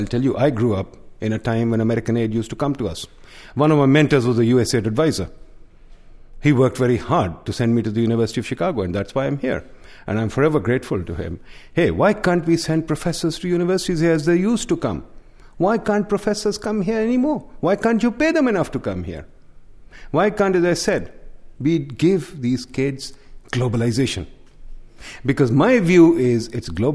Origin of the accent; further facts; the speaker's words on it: Lahore, Punjab, Pakistan; Lahore, my hometown, which is the second largest city in the country